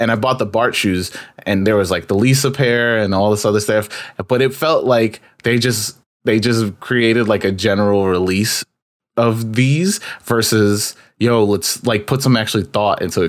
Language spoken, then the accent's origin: English; New York, United States; being a New Yorker